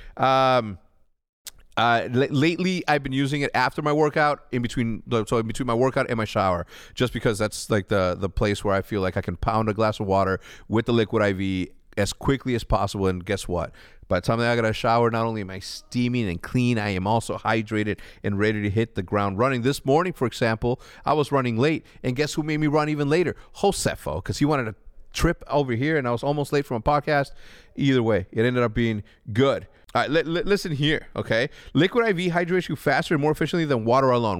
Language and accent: English; Chicago, Illinois, United States; also born or lived in Wheeling, Illinois; I'm from Chicago, but for some reason, I love eating the cheap shit that we used to eat as a kid